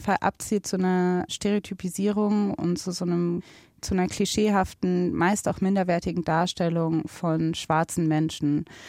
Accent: Germany; ich bin in Deutschland geboren, ich bin in Deutschland aufgewachsen

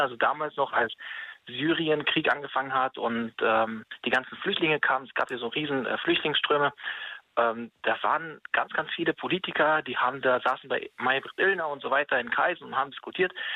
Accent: Germany; wir als Deutsche

